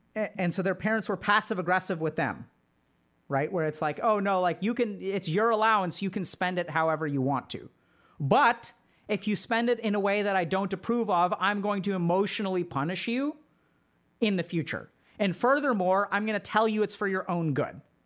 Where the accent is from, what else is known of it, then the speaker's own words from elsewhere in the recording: Texas, United States; I grew up in Texas